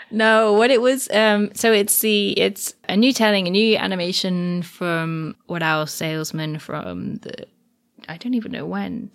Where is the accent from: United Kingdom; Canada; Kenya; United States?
United Kingdom; England; I say I'm from England